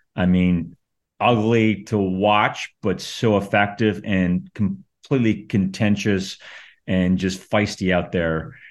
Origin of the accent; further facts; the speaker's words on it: Calgary, Alberta, Canada; I grew up in Calgary, which is basically, it was just softball